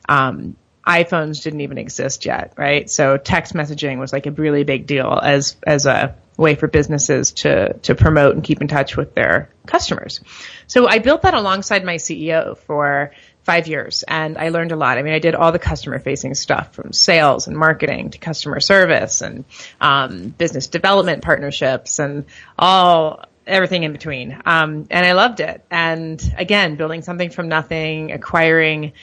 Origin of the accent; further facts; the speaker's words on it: St. Louis, Missouri, United States; moved away as an adult; also born or lived in Miami, Florida; I'm originally from St. Louis, Missouri